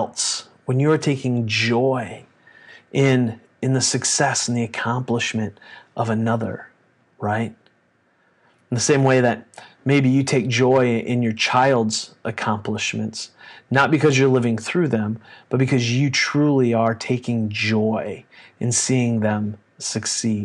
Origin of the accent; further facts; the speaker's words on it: United States; we as American Christians